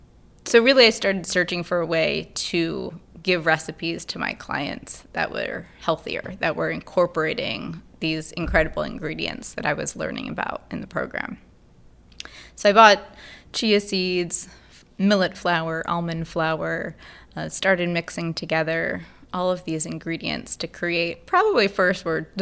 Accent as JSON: {"language": "English", "region": "Pennsylvania", "country": "United States", "tie": "born or raised there", "said": "Outside of Philadelphia."}